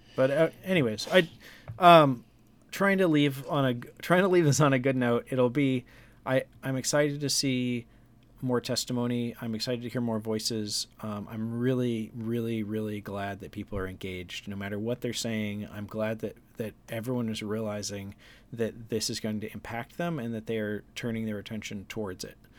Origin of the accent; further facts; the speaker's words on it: Juneau, Alaska, United States; growing up in Juneau, K High was our, like, arch rival